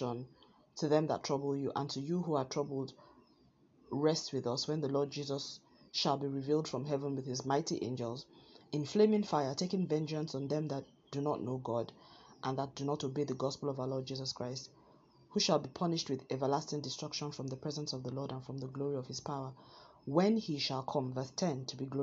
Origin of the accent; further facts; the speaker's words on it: Nigeria; moved away; my home country, Nigeria